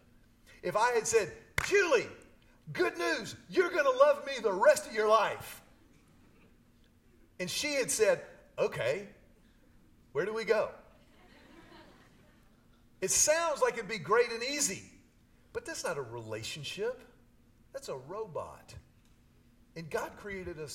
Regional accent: Houston, Texas, United States; I grew up in Houston. I was a city kid my whole life

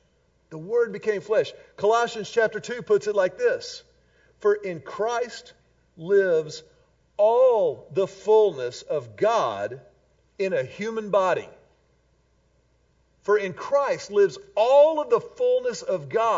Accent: Houston, Texas, United States; When I was a kid growing up in Houston, Texas

